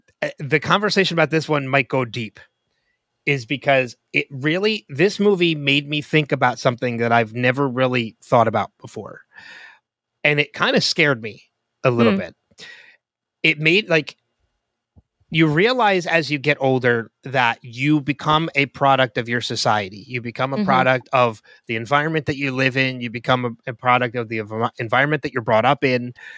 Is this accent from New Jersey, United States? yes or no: yes; New Jersey, United States; I was born and raised in New Jersey